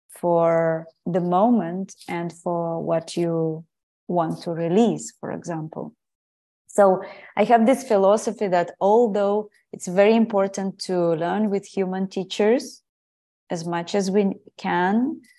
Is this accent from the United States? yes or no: no; Ukraine; English is a second language; also born or lived in Portugal; I guess I've always been very tuned in with nature, thanks to my family, my grandmothers, and where I grew up in Ukraine.